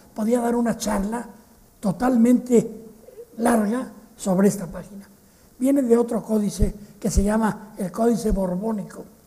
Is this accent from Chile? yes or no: no; Mexico